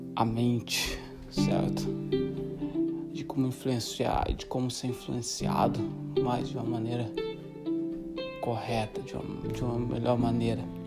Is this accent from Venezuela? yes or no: no; Brazil; a gente é brasileiro